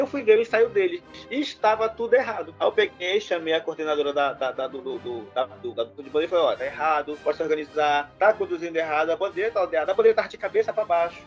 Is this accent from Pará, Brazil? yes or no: yes; Oriximiná, Pará, Brazil; moved away; also born or lived in Belém; que é a minha região, que eu sou nascido em Oriximiná, que fica no Oeste